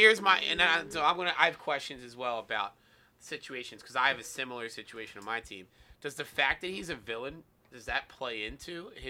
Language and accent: English; Philadelphia, Pennsylvania, United States; As a Philadelphian